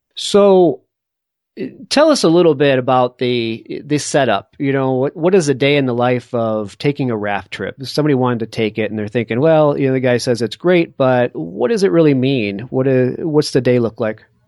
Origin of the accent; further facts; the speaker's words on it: East Coast, United States; moved away; I grew up on the East Coast, and I just all I remember is uh, the darn rock walls everywhere, and having to build the rock walls as a kid